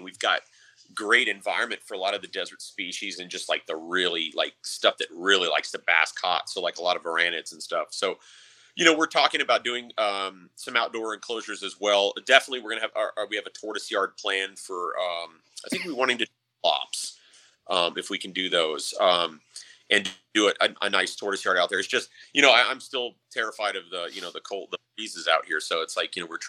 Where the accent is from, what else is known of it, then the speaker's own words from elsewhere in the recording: Arizona, United States; growing up in Arizona, like I remember as a kid going in the desert for, you know, days.